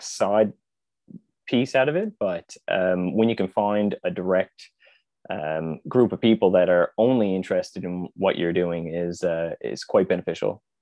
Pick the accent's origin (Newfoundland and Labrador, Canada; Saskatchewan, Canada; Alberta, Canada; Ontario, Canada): Newfoundland and Labrador, Canada; Conception Bay South; born and raised in Newfoundland, so, uh, pretty just outside the capital city in C B S.